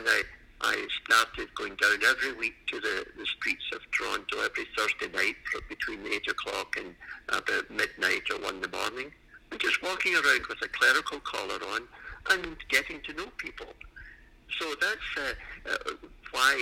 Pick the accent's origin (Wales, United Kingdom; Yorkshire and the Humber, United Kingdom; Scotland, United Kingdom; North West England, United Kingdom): Scotland, United Kingdom; Glasgow; moved away as an adult; now in Canada; I was born in Scotland and in the city of Glasgow many years ago, we could say. And in 1971, I came to Canada. And I was at university in Glasgow